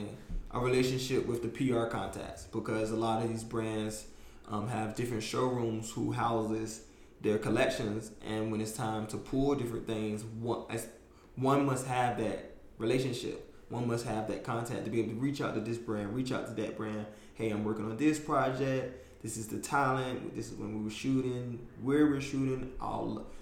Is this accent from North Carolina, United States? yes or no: yes; North Carolina, United States; now in New York City, United States; I'm the kid from North Carolina